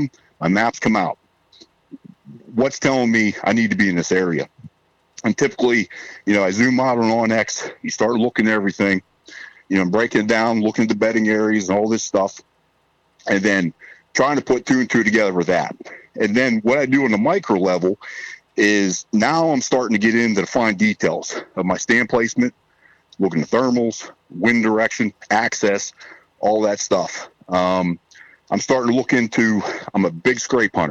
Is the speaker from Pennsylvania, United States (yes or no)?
yes; Southwest Pennsylvania, United States; I'm from Southwest Pennsylvania, born and raised here.